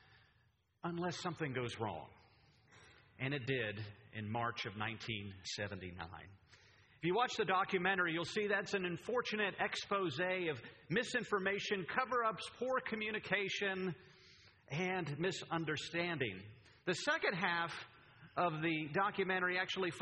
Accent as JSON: {"language": "English", "region": "Pennsylvania", "country": "United States", "moved": "yes", "said": "I'm from Pennsylvania, the Keystone State"}